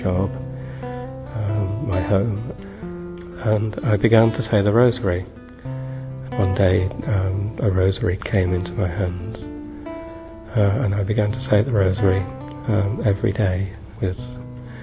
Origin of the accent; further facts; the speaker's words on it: Derbyshire, East Midlands, United Kingdom; I come from Derbyshire in the UK.